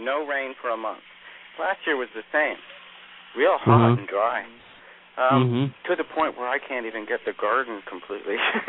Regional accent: Alaska, United States; I grew up in Alaska, so, I mean, I remember my mother shoveling snow every single day, you know, and my father, too, and everybody.

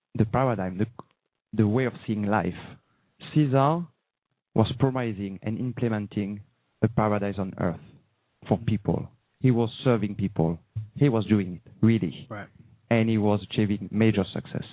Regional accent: France; accent: slight French; English is a second language; I have a slight French accent. So I'm from France

